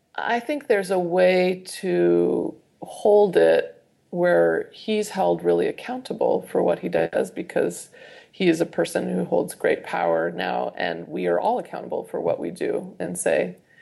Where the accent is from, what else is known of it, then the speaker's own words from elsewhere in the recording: Idaho, United States; growing up in Idaho